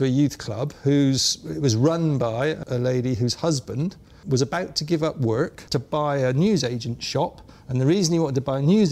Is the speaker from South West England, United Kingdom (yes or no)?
yes; Bristol, South West England, United Kingdom; I was from Bristol